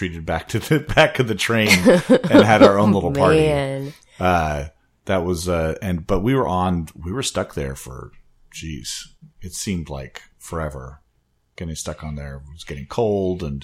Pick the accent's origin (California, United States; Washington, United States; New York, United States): Washington, United States; Wenatchee; now in Seattle, United States; I was coming back from my hometown, Wenatchee, coming back to Seattle